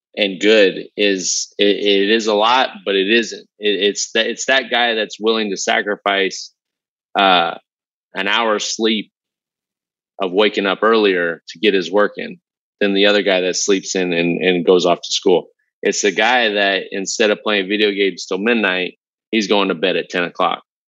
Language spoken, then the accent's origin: English; Southern California, United States; I grew up in Southern California. I had every race, uh, background, cultural lived on my block when I grew up